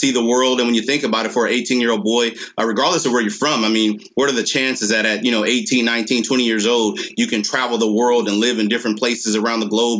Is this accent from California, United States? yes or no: yes; Los Angeles, California, United States; moved away as an adult; now in Vandenberg AFB, United States; I grew up in Los Angeles, California, in the communities of Watts and in the city of Linwood within Los Angeles County.